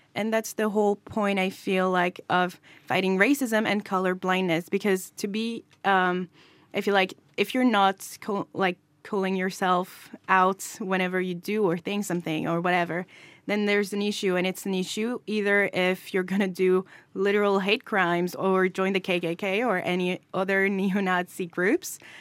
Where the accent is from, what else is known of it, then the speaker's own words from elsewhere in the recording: France; I'm also from France and I'm a person of color